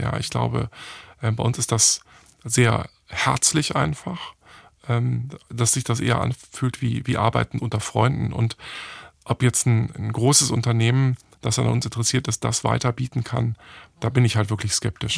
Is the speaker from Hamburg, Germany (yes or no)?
yes; Hamburg, Germany; ich bin in einer Werbeagentur in Hamburg aufgewachsen